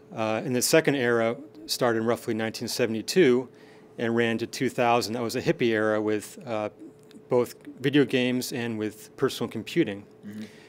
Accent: Seattle, Washington, United States; also born or lived in Stanford; I grew up in Seattle, and then I wanted to come back to Seattle after after uh, Stanford

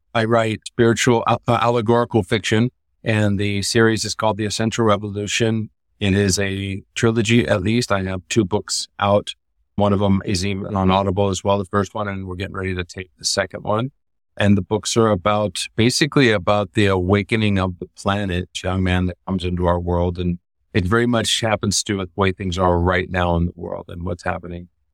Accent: California, United States; moved away as an adult; now in Costa Rica; I came from California originally

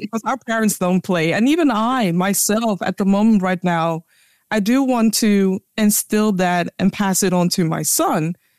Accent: Ghana; now in Netherlands; a Ghanaian with a South African having a conversation about our roots

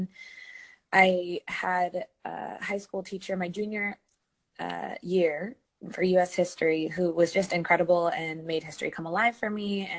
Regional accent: California, United States; moved away as an adult; also born or lived in Bay Area / Central Valley; now in New Orleans, United States; I am originally from California, most recently from the Bay Area, before that, the Central Valley. And I decided to move to New Orleans.

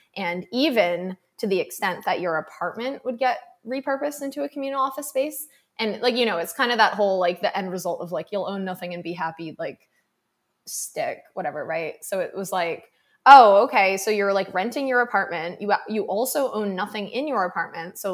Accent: Massachusetts, United States; I grew up in Massachusetts, like I grew up in like a coastal community

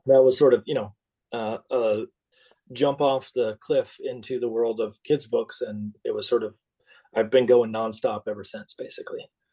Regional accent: Minnesota, United States; When I grew up in Minnesota, we were the only family

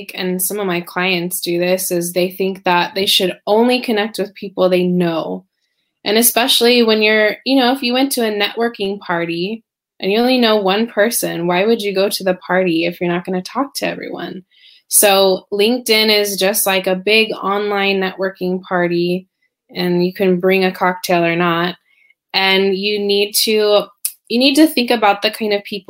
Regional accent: Silicon Valley, California, United States; moved away as an adult; also born or lived in Spain; now in Shanghai, China; I'm originally from California, Silicon Valley, actually. And I was born and bred a true Californian

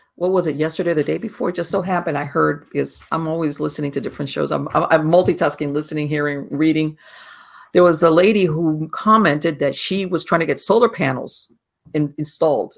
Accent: Miami, Florida, United States; I was born and raised in Miami

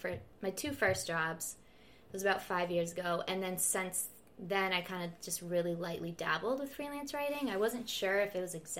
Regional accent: Rhode Island, United States; Rhode Island.

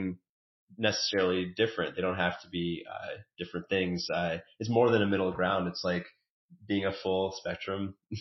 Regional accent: New York City, New York, United States; moved away as an adult; I grew up in South Brooklyn and then moved right after college

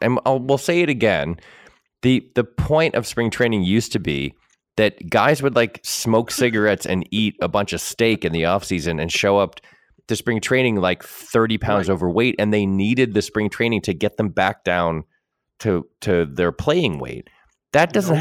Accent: New England, United States; growing up in New England

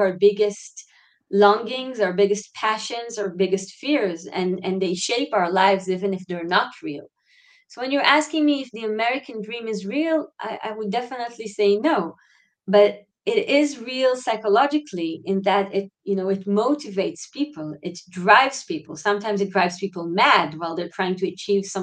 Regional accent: Israel; growing up in Israel

